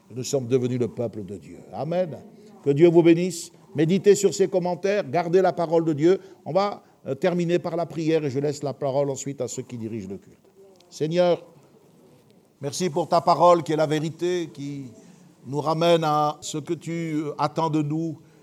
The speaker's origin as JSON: {"language": "French", "country": "France", "said": "nous sommes européens et nous sommes français"}